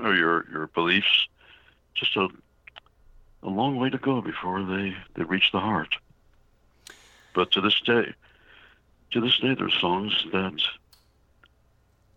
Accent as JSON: {"language": "English", "town": "New York City", "region": "New York", "country": "United States", "tie": "born or raised there", "said": "I grew up in New York City, and I was raised on musicals"}